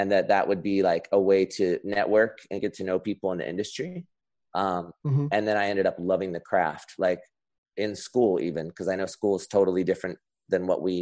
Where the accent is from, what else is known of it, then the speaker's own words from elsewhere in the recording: Anaheim, California, United States; also born or lived in Los Angeles; I'm actually one of the few people that was born and raised in California, where I still reside. So I grew up in Orange County. So I grew up in the Anaheim area, like by Disneyland.